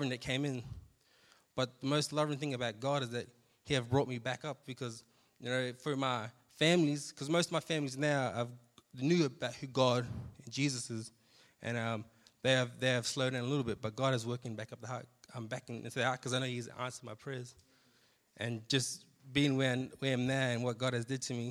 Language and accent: English; Australia; moved away; I come from the country town of Sejuna. If anyone has ever been there before, you know, living in Sejuna, it was pretty tough being around there. You know, we basically grew up around alcohol, drugs.